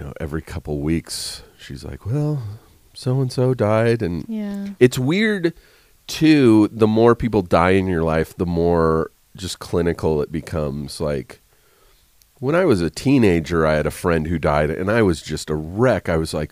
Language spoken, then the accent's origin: English; Riverside, California, United States; now in Los Angeles, United States; I'm from Riverside, like an hour away from here in L.A.